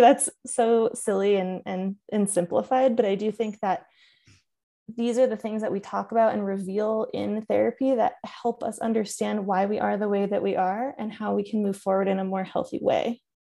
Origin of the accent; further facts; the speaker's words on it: Connecticut, United States; I grew up in Connecticut